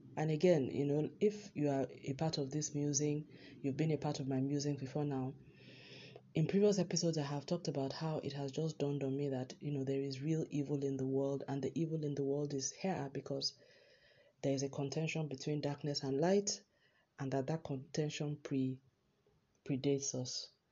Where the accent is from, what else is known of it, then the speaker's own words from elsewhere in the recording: Nigeria; as a Nigerian